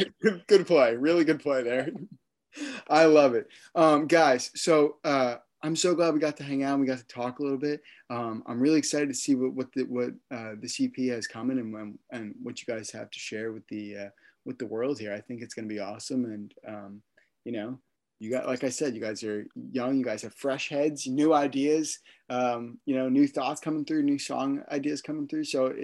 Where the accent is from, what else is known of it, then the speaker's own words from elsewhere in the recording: Florida, United States; I'm from Florida.